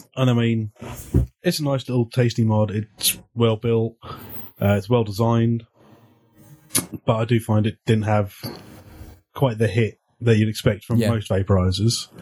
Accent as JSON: {"language": "English", "region": "England", "country": "United Kingdom", "said": "I'm English"}